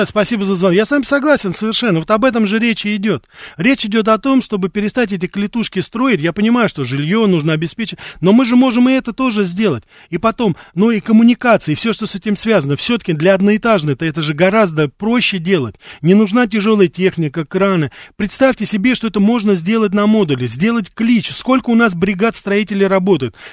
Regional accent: Moscow, Russia; Я сам, я сам москвич корену, Я понимаю прекрасно, что ну, людей не выселишь, допустим. Но я как раз вот и сейчас живу-то уже не в Москве, потому что в Москве мне сложно это делать.

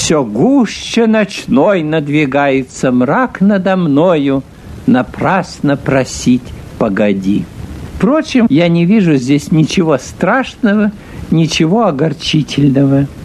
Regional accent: Saint Petersburg, Russia; born there; Когда я родился в Петербурге, у пяти углов – неподалеку от Владимирской церкви

